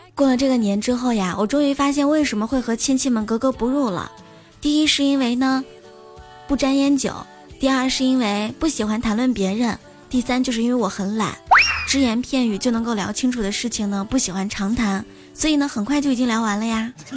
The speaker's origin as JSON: {"language": "Chinese", "region": "Shanxi", "country": "China", "tie": "born or raised there", "moved": "yes", "lives_now": "Qingdao, China", "said": "在我的老家 最出名的应该是刀削面了，因为山西是面食之乡嘛。现在在青岛的话呢"}